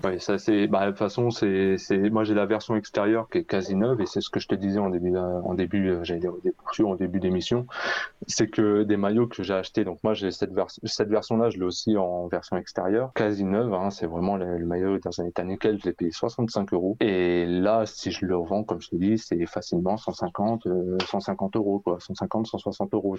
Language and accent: French; Paris, Île-de-France, France; j'habite à Paris depuis que je suis euh, bah, depuis que je suis né